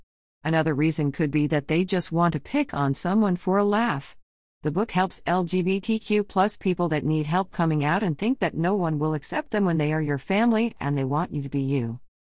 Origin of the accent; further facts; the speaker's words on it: Virginia, United States; I am an African American, white, and Native American girl. I'm a younger sister. I grew up in Virginia and moved around a lot in my life.